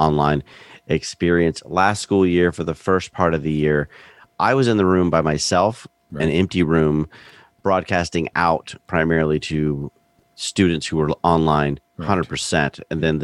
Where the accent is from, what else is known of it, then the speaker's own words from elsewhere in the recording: Central Florida, United States; also born or lived in Belgium / Winston-Salem, North Carolina; I grew up in Central Florida.